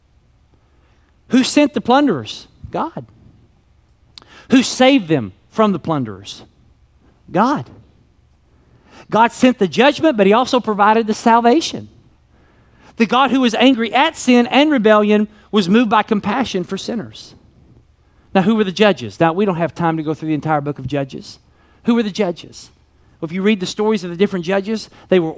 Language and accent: English; Kentucky, United States; I was raised in Kentucky and we called them crayons.